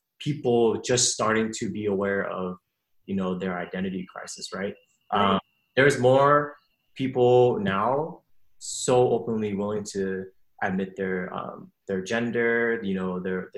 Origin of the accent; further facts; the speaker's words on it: West Coast, United States; I was born in the West Coast